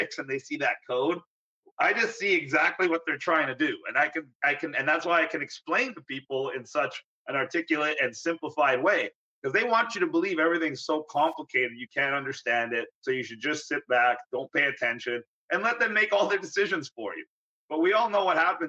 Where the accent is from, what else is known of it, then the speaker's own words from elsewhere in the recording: Vaughan, Ontario, Canada; also born or lived in North York, Ontario; I was born in North York, Ontario. That's a suburb of Toronto. I was born basically at Jane and Finch, which people of the area now know is not a very nice area, kind of a rough area. But then I grew up in Woodbridge, Vaughan area